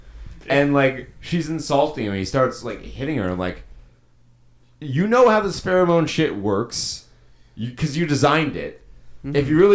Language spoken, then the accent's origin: English; New York, United States; I'm from New York.